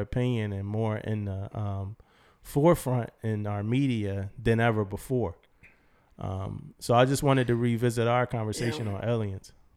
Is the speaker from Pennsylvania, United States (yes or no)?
yes; Philadelphia, Pennsylvania, United States; moved away; I'm from Philly